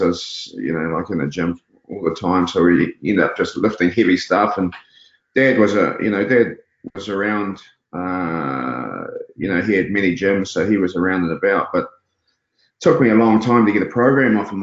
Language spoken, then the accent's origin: English; Auckland, New Zealand; We lived, we grew up in Glen Eden, so we lived on the on the premises.